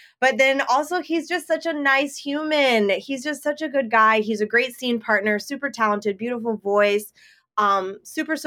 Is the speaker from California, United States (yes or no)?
yes; Sacramento, California, United States; also born or lived in Los Angeles, California; I'm originally from Sacramento, California. Well, I'm originally from LA and then we moved to Sacramento. So California all around, but I definitely say Sacramento because that's where I went to high school